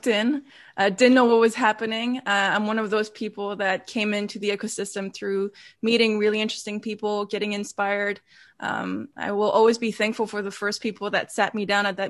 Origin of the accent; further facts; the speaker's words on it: Switzerland; moved away as an adult; now in Amsterdam, Netherlands; I live between, now I live fully in Amsterdam, but originally most of my life has been in Switzerland